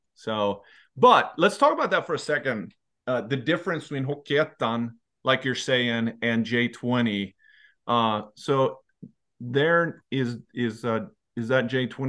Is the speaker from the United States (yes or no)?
no; Leksand, Dalarna County, Sweden; so I'm from Leksand, so we had to talk about Leksand, of course.